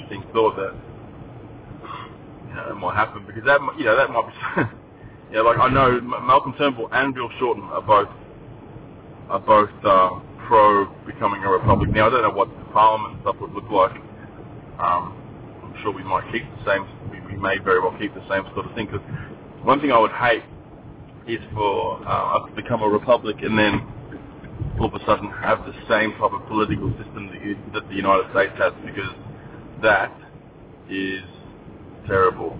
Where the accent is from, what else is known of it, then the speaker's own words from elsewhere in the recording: Gold Coast, Queensland, Australia; When I moved to the Gold Coast, my school was 97% blonde hair, blue eyed.